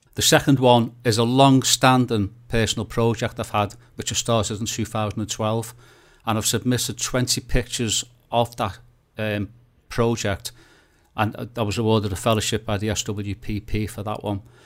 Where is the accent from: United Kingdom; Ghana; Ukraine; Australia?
United Kingdom; Liverpool, North West England; I'm a photographer from Liverpool